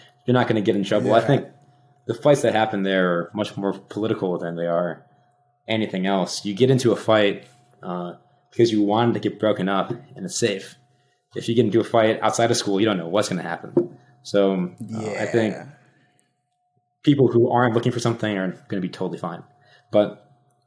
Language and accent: English; Rockford, Illinois, United States; my hometown's Rockford, Illinois